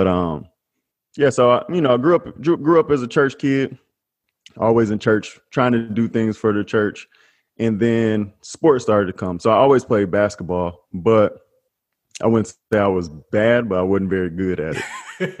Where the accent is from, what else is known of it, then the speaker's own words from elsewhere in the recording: Sulzbach-Rosenberg, Bavaria, Germany; born there; So I was born in Sulzbach, Rosenberg, Germany.